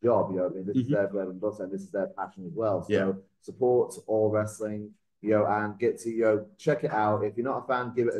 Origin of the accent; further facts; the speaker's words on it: Salford, North West England, United Kingdom; moved away; also born or lived in Essex; I grew up in Salford, just outside Manchester